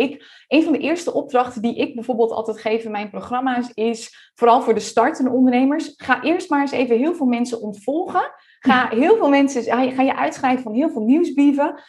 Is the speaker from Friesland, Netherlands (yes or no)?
yes; Friesland, Netherlands; now in Almere, Netherlands; We komen beide uit Friesland, digital nomad geweest. Hoewel ik inmiddels echt een burgerlijk bestaan leid in Almere